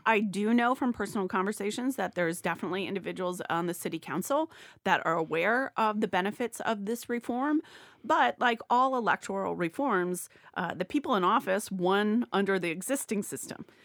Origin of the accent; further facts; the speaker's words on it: Ohio, United States; moved away; I'm from Ohio originally.